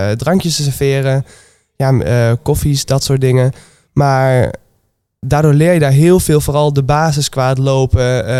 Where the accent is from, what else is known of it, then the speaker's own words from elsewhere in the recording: Twente, Overijssel, Netherlands; moved away as an adult; now in Nijmegen, Netherlands; Ik kom uit Twente. En sinds drie jaar woon ik hier ongeveer